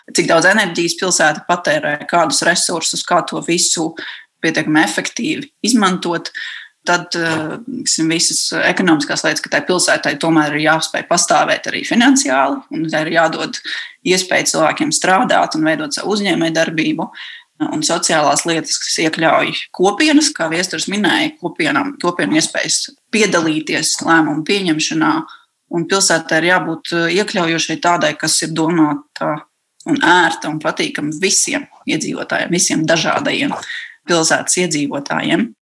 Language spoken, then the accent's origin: Latvian; Riga, Latvia; es esmu no Pārdaugavas.